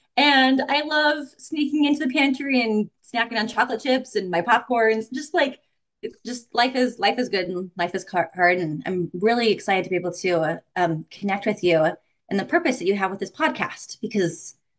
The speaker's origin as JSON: {"language": "English", "region": "Utah", "country": "United States", "also_born_or_lived": "Arizona", "lives_now": "Missouri, United States", "said": "I'm from Utah. We're also from Arizona. We've also lived in Michigan, Colorado, Kentucky, Indiana."}